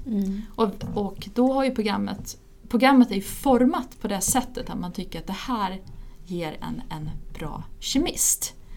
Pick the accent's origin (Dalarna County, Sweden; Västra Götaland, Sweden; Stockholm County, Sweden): Dalarna County, Sweden; Ludvika; moved away as an adult; also born or lived in England; now in Uppsala, Sweden; jag är eh, ursprungligen från Ludvika, flyttade till Uppsala för att börja plugga